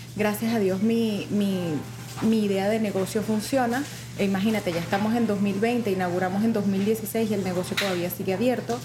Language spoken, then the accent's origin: Spanish; Mérida, Venezuela; moved away as an adult; also born or lived in Caracas; now in United States; yo soy de Mérida, ¿verdad? Em, vivía con mi abuela